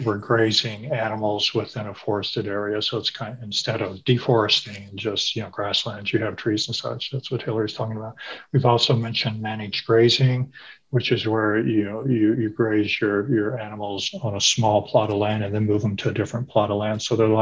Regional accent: Iowa, North Missouri, United States; moved away; I come from North Missouri, Iowa, and all my family were farmers, a small family farm.

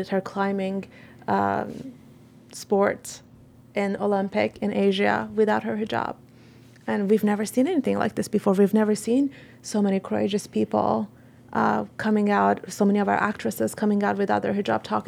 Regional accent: Tehran, Tehran Province, Iran; moved away; I'm from Tehran

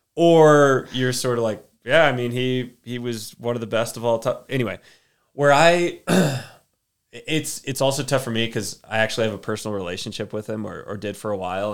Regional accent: Austin, Texas, United States; now in Durango, United States; I'm from Austin, Texas originally. Well, little, little town outside of Austin

